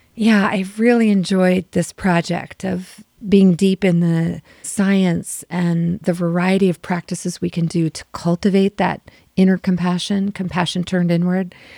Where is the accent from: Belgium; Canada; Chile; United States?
United States; Maryland; moved away as an adult; also born or lived in San Francisco / South America / Europe; I grew up in Maryland.